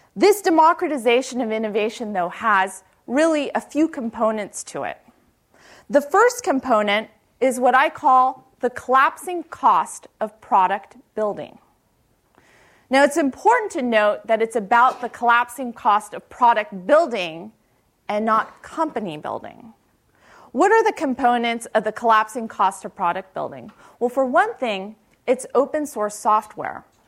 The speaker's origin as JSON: {"language": "English", "town": "Palo Alto", "region": "California", "country": "United States", "tie": "born or raised there", "said": "I grew up in Palo Alto, uh, went to high school right across El Camino and Palo Alto High School"}